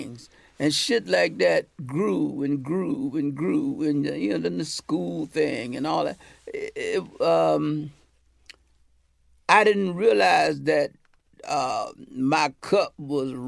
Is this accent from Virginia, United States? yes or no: yes; Virginia, United States; I'm from the South